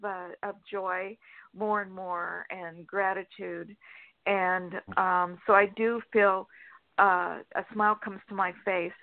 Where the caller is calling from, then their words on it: Sacramento, California, United States; from Sacramento, California.